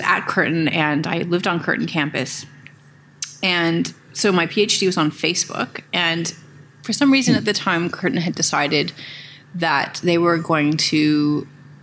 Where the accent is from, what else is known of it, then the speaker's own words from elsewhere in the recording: Toronto, Ontario, Canada; accent: Canadian; moved away as an adult; now in Perth, Australia; I'm originally from Toronto